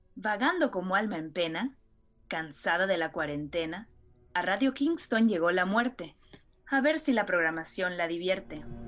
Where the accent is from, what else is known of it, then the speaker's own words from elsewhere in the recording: Mexico; como buenos mexicanos